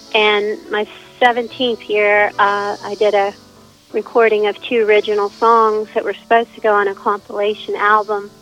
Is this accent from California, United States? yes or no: no; Whitehall, Pennsylvania, United States; also born or lived in Murrysville, Pennsylvania; now in New Freeport, United States; I lived in Whitehall, near Pittsburgh